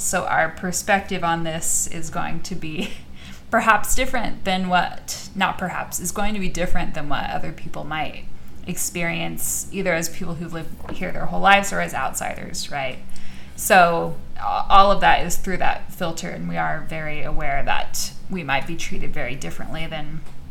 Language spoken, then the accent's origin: English; Arizona, United States; also born or lived in Louisiana; now in Alabama, United States; My family lived here for a long time, and then we left for a long time, and I am an Arizona girl proudly through and through.